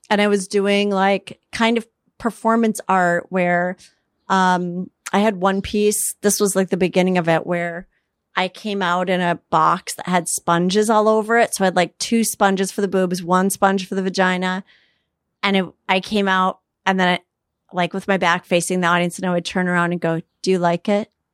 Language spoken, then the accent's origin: English; Minneapolis, Minnesota, United States; moved away as an adult; also born or lived in New York; now in Los Angeles, United States; I grew up in Minneapolis.